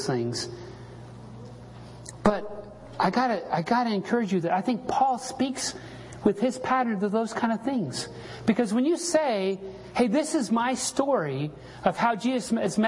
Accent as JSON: {"language": "English", "town": "Salt Lake City", "region": "Utah", "country": "United States", "tie": "born or raised there", "said": "when I was a little kid growing up in Salt Lake City"}